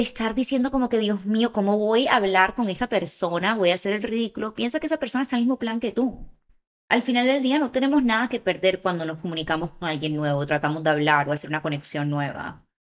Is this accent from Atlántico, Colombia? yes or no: yes; Barranquilla, Atlántico, Colombia; moved away as an adult; also born or lived in Bogotá; now in Los Angeles, United States; yo me crié en Barranquilla